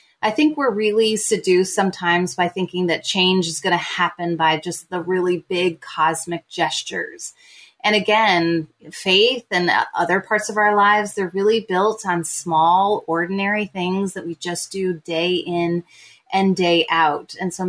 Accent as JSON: {"language": "English", "region": "Midwest", "country": "United States", "tie": "born or raised there", "also_born_or_lived": "Southern United States", "moved": "as an adult", "lives_now": "Toronto, Canada", "said": "I'm an American writer living in Toronto. We moved here in 2011 for my husband's work opportunity. We have 5 kids, and I've released now 4 books and graduated from Wheaton College, grew up kind of all around the Midwest and Southern United States"}